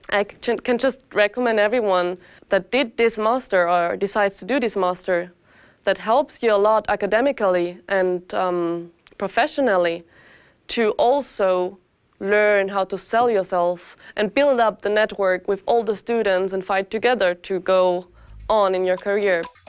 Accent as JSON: {"language": "English", "country": "Austria", "moved": "as an adult", "lives_now": "Lausanne, Switzerland", "said": "I'm originally not Swiss. I come from Austria. So I came to Lausanne with my 23 years"}